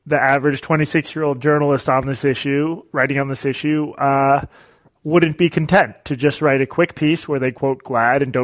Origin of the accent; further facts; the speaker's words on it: United States; I'm Jewish American